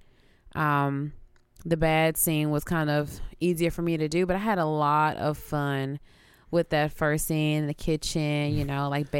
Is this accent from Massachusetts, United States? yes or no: no; Houston, Texas, United States; moved away; But yeah, I'm originally from Houston, Texas. I moved here maybe a few years ago.